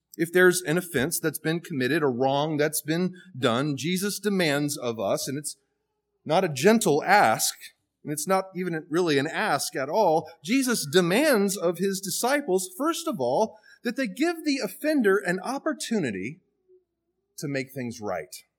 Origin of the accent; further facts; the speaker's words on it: the South, United States; from the South like I am